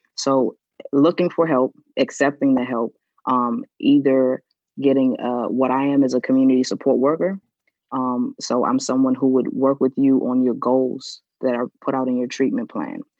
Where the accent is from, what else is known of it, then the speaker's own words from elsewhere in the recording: Washington, District of Columbia, United States; also born or lived in Potomac, Maryland / North Carolina; I grew up in DC